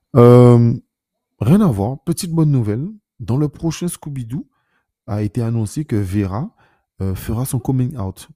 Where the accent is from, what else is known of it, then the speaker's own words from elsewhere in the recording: France; en tant que Français contributeur net